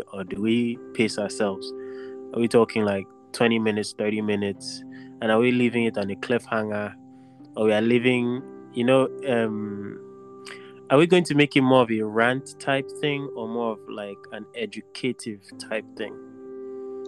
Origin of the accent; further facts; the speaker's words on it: Nigeria; as Nigerian men